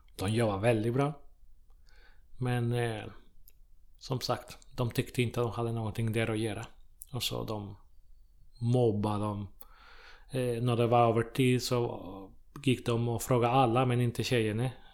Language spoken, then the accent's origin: Swedish; Chile; Swedish is a second language; also born or lived in Måløy, Norway; now in Trollhättan, Sweden; jag kommer från Chile från början